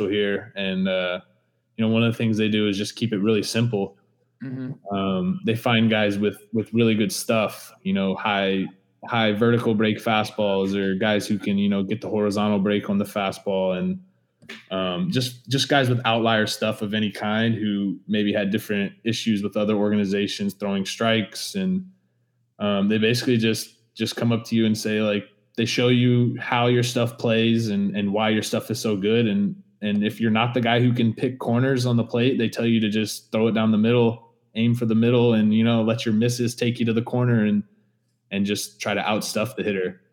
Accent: Dallas, Texas, United States; I grew up in Dallas

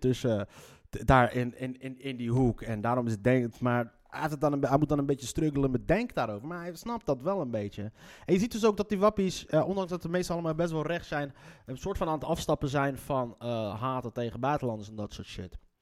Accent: Leiden, South Holland, Netherlands; accent: Leids; mijn Leidse accent

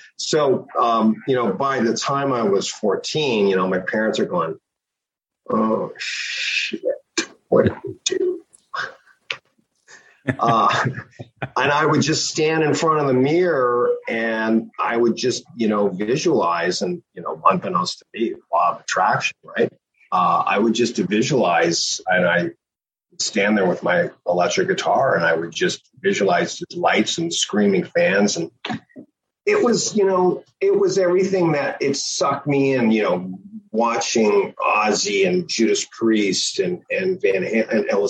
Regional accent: Toronto, Ontario, Canada; I grew up in Toronto.

